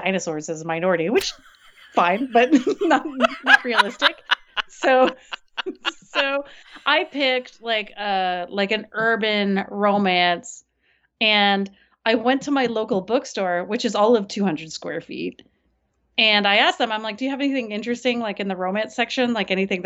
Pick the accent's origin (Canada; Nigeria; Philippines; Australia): Canada; Toronto, Ontario; moved away; I grew up in Toronto